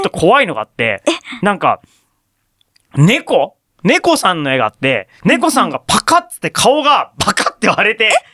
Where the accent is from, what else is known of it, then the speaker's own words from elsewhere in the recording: Fukuoka, Japan; moved away; 僕、福岡出身ですから